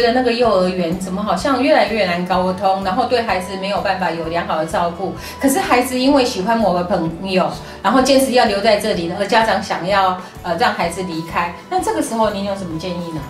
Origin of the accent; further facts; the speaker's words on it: Taiwan; moved away as an adult; 也没有三个月我们就回台湾了，因为受不了，在台湾又待几个月，又再过去哈。